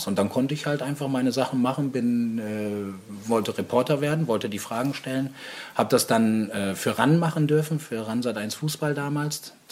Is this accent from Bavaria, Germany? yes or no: no; Aurich, Lower Saxony, Germany; Äh, gebürtiger Ostfriesenjung. Mhm. Das heißt, äh, ganz oben im Norden, Nordwesten, Aurich. Ich bin Auricher